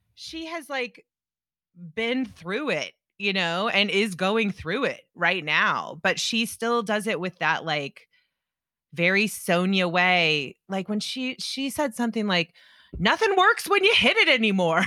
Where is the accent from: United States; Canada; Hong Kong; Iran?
United States; Indianapolis, Indiana; now in New York, United States; I grew up in Indianapolis, Indiana, and half of my best friends are Jewish